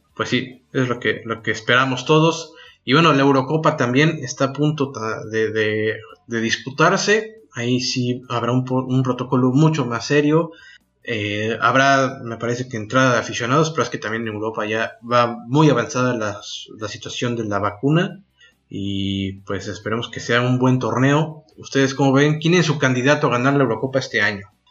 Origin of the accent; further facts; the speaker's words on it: Mexico; nosotros como mexicanos